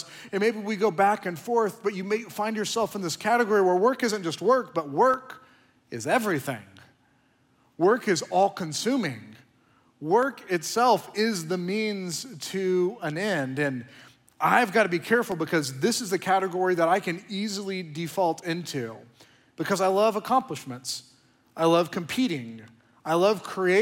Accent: Oklahoma, United States; now in Austin, United States; I'm from Oklahoma

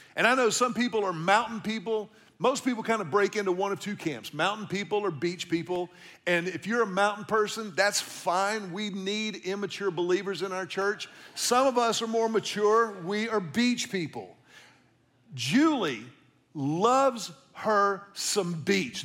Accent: Houston, Texas, United States; now in Austin, United States; seventy-seven eleven Pagewood is the house that I grew up in in Houston.

